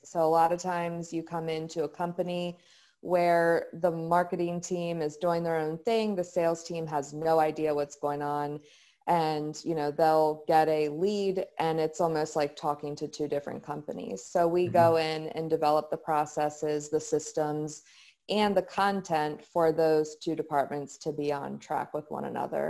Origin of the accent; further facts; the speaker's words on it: Frederick, Maryland, United States; I'm from the Frederick, Maryland area. I was born and raised